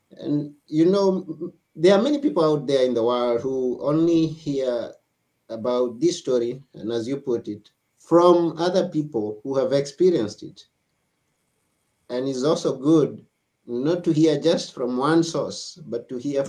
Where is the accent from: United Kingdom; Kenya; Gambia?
Kenya; now in Greece; I come from Kenya myself, and I am right here in Greece right now.